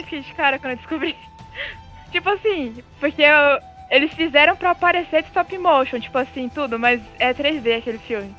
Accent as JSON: {"language": "Portuguese", "town": "Brasília", "region": "Federal District", "country": "Brazil", "moved": "yes", "lives_now": "Cascavel, Brazil", "said": "eu moro em Cascavel, Paraná mas eu sou de Brasília."}